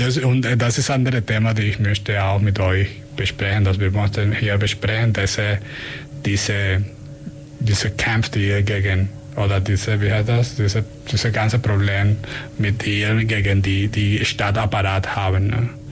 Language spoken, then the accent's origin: German; Venezuela; German is a second language; also born or lived in Germany; now in Ulm, Germany; ich komme aus, äh, aus Venezuela